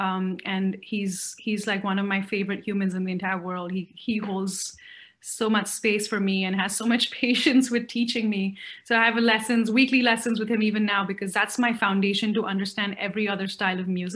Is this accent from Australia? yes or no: no; Mumbai, Maharashtra, India; also born or lived in Chennai, India / Pondicherry, India; I was born in Chennai. I'm Tamilian, born in Chennai. And I think the first 3-4 years of my life, we lived in Pondicherry and then moved to Bombay.